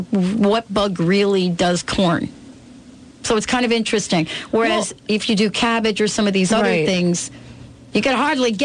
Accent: New Jersey, United States; growing up in Jersey cornfields.

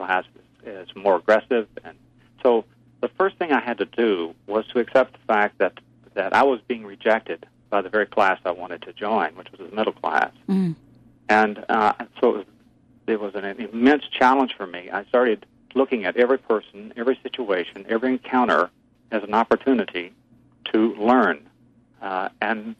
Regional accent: Stewart County, Tennessee, United States; also born or lived in Granite City, Illinois; I grew up in the South

